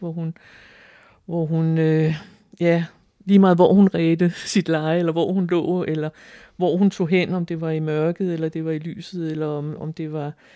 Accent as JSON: {"language": "Danish", "town": "Frederiksværk", "region": "Capital Region of Denmark", "country": "Denmark", "tie": "born or raised there"}